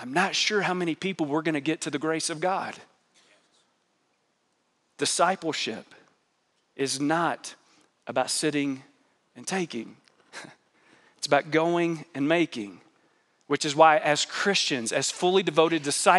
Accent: United States; as an American

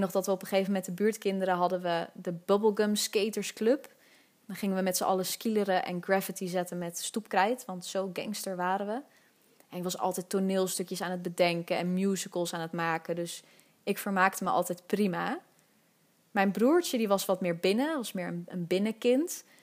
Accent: Amsterdam, North Holland, Netherlands; ik ben geboren in Amsterdam-West, in Nieuw-West, om precies te zijn, in het Slotenvaartziekenhuis. En ik heb ook eigenlijk mijn hele leven in die buurt gewoond.

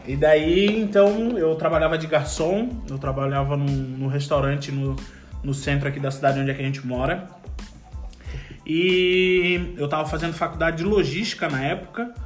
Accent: Florianópolis, Santa Catarina, Brazil; moved away as an adult; eu sou de Florianópolis

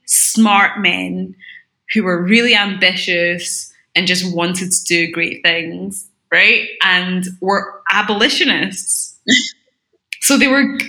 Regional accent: Glasgow, Scotland, United Kingdom; accent: Scottish; when you're growing up in Scotland, you do get taught about, like, the architecture specifically

